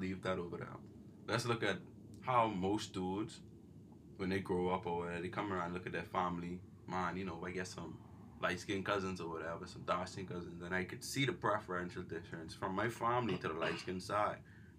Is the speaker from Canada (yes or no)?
no; Bahamas; I'm from the Bahamas and these are Bahamian jokes.